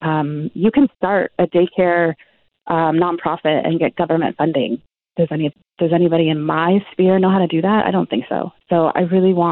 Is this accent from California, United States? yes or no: yes; California, United States; moved away as an adult; also born or lived in Argentina; now in Vancouver, Canada; I'm from California, but I had two kids just a couple of years ago in Argentina, where we were living.